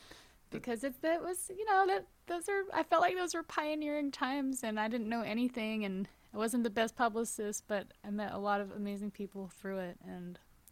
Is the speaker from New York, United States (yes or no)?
yes; New York, United States; that like my schedule started feeling really crazy for being a New Yorker